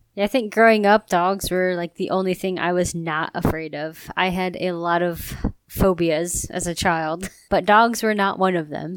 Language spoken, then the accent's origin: English; Ohio, United States; I'm from Ohio